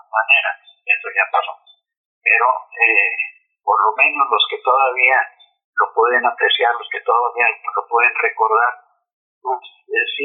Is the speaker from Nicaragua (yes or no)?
no; Sonora, Mexico; also born or lived in Guadalajara; yo nací en Guadalajara pero a los nueve años me llevaron a, vivir mi madre, me llevó a vivir a, Sonora.